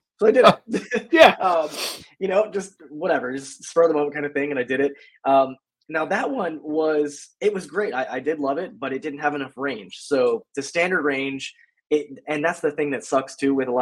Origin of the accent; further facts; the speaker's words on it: Florida, United States; Born and raised in Florida. So I have been in Florida since I was, you know, born, and I'm still here